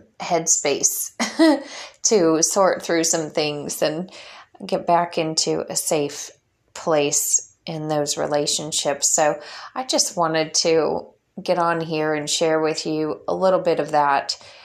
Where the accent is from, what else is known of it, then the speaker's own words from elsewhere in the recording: Illinois, United States; moved away as an adult; I have been fighting for my family in my local area where I grew up in Illinois for many years. I moved away from there at 18 years old when my husband joined the Air Force, and we got stationed in Florida.